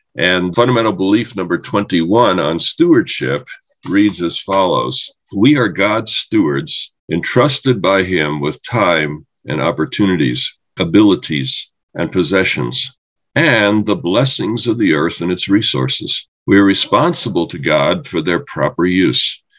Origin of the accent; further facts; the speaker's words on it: New York City, New York, United States; I grew up in New York City